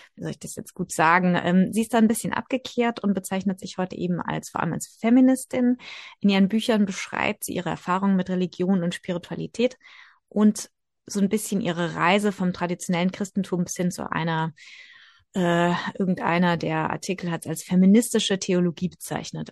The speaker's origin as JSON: {"language": "German", "country": "Germany", "said": "bei uns in Deutschland"}